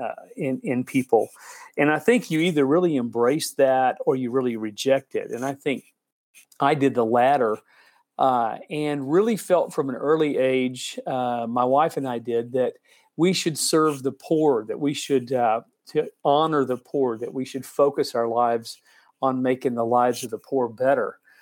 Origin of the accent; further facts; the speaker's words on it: Dallas, Texas, United States; moved away as an adult; now in Haiti; I grew up in Dallas